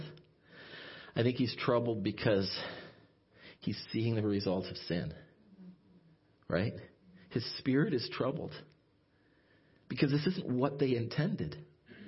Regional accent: Ottawa, Ontario, Canada; also born or lived in Sault Ste. Marie, Ontario; I was from the Ottawa area

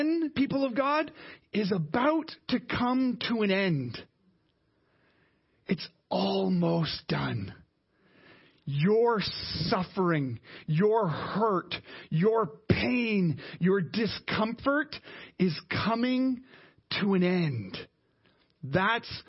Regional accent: Canada; us as Canadian Christians

